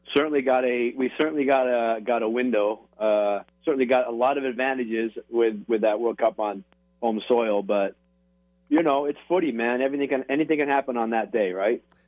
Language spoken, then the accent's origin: English; Canada; moved away as an adult; now in United States; I am Canadian, but we, I've been in America for thirty years